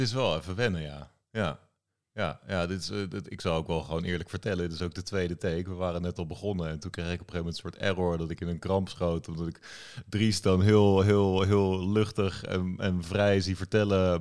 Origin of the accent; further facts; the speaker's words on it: The Hague, South Holland, Netherlands; Ik woon weer in Den Haag. Ik ben ook opgegroeid in Den Haag